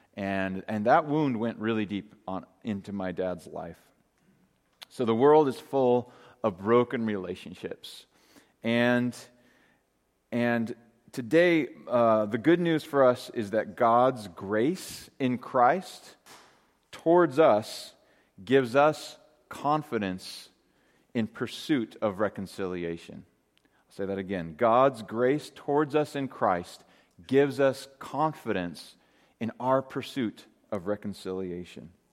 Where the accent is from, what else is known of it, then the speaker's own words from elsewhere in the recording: Great Falls, Montana, United States; growing up in Great Falls, Montana